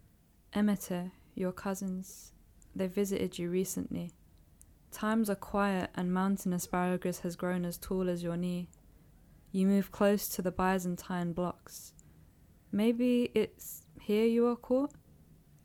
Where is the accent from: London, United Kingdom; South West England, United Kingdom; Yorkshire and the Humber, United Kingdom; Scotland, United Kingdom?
London, United Kingdom; I grew up in London